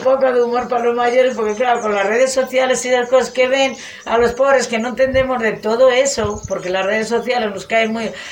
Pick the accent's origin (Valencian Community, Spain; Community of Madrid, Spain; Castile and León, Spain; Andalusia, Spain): Castile and León, Spain; Gallegos de Argañán; lo que he vivido en mi pueblo